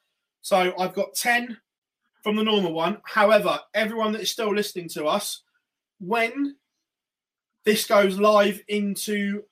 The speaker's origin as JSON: {"language": "English", "country": "Ireland", "said": "Yeah, well, I'm Irish."}